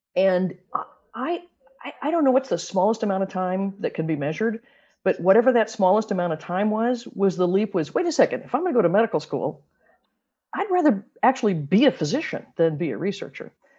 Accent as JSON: {"language": "English", "region": "Missouri", "country": "United States", "tie": "born or raised there", "also_born_or_lived": "Michigan / Arizona / Sacramento", "moved": "as an adult", "said": "I grew up in Missouri, but I went to Michigan State for my undergraduate work"}